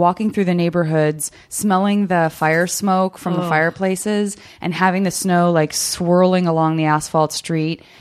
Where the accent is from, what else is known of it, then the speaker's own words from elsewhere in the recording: Arizona, United States; I'm from Arizona